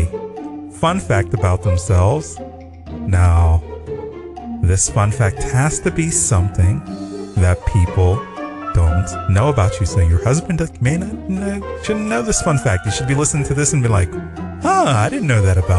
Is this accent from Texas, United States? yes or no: no; Pittsburgh, Pennsylvania, United States; So I'm from Pittsburgh